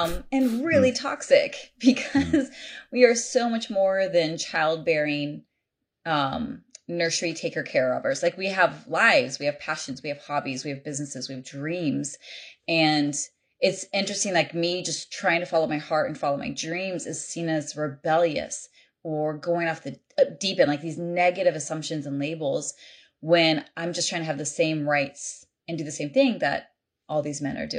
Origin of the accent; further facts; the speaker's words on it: United States; now in California, United States; I grew up everywhere. My dad was in the military. So we grew up all over the U.S. We lived in Europe. And so I don't have a state I call home, but currently I'm in California.